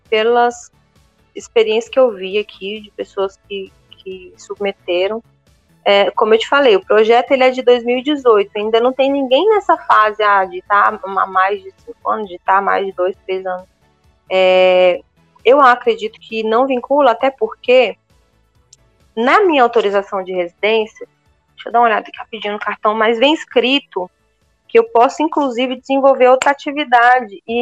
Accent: Brazil; moved away as an adult; now in Portugal; Eu vim do Brasil com zero conhecimento sobre o que, que é ser portador de necessidade especial em Portugal.

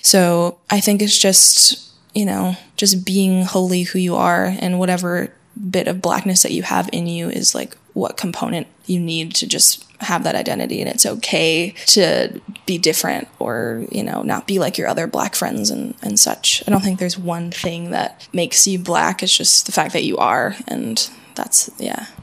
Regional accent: Syracuse, New York, United States; moved away as an adult; now in Paris, France; I grew up in Syracuse, New York, which is um, five hours north of New York City

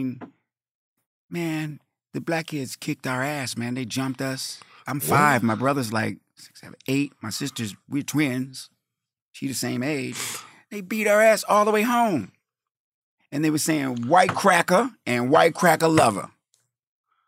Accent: Colorado, United States; also born or lived in Wyoming; I grew up in Colorado

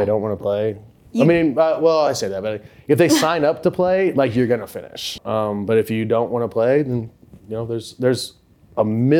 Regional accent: Indiana, United States; now in Nashville, United States; Southern Indiana.

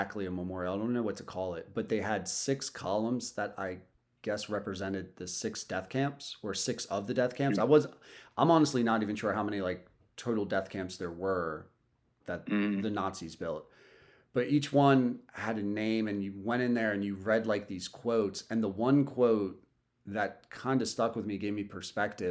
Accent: United States; as a kid growing up in America

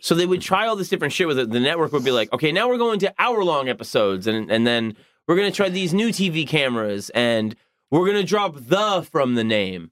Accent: Long Island, New York, United States; growing up in Long Island

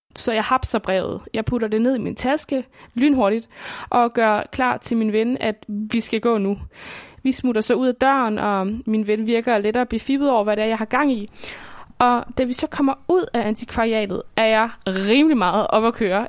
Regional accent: Svendborg, Southern Denmark, Denmark; jeg bor i Svendborg, som er min barndomsby på Sydfyn.

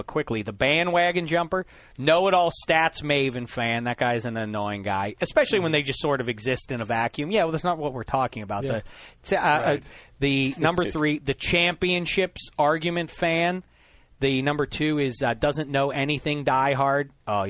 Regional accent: Pittsburgh, Pennsylvania, United States; moved away; I was from Pittsburgh

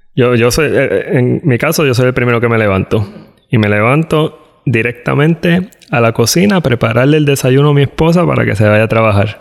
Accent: Puerto Rico; moved away as an adult; cuando salimos de Puerto Rico fue para el tiempo de María

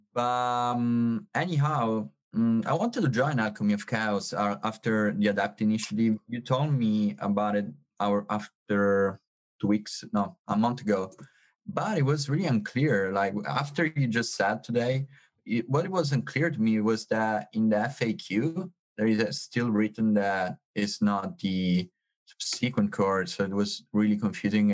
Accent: Sicily, Italy; English is a second language; I'm from Sicily.

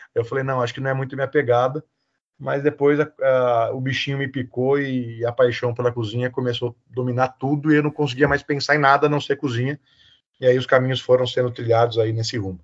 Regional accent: Botucatu, São Paulo, Brazil; sou natural aqui de Botucatu

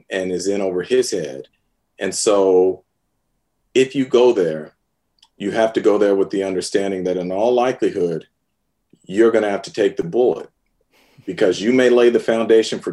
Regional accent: San Francisco, California, United States; I'm a San Francisco native. I was born in San Francisco, grew up watching the 49ers.

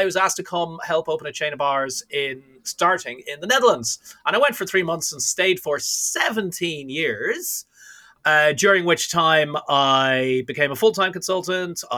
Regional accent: Ireland; moved away as an adult; also born or lived in London / New York / Cayman Islands; born and raised in Ireland, started bartending there when I was 15

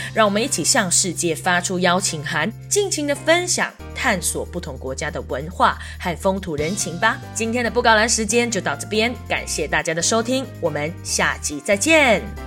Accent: Malaysia; now in Taiwan; 我来自马来西亚

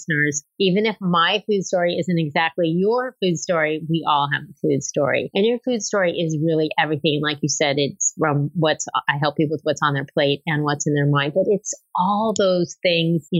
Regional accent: Los Angeles, California, United States; I grew up in California, in Los Angeles

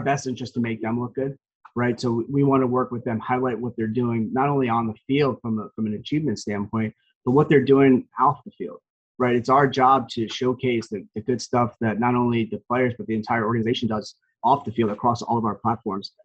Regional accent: Parsippany, New Jersey, United States; also born or lived in Montville, New Jersey; born and raised in Parsippany, New Jersey, which is basically a, a town in Morris County.

